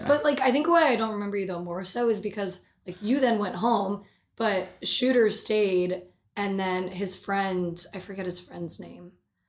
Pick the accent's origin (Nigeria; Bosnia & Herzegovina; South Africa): Bosnia & Herzegovina; moved away; So I was born in Bosnia in February of 96.